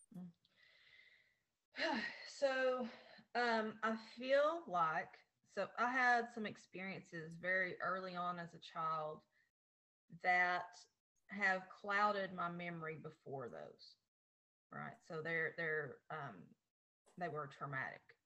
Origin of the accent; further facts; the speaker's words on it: Appalachia, United States; in my hometown, there's 1,500 people right now